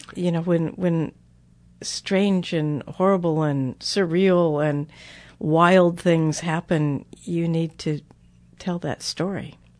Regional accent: United States; I'm an American

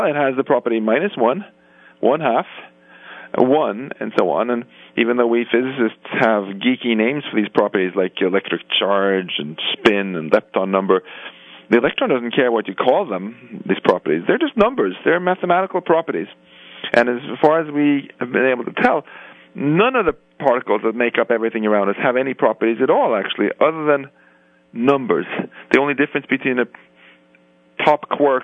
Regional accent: Stockholm, Stockholm County, Sweden; moved away; my hometown of Stockholm

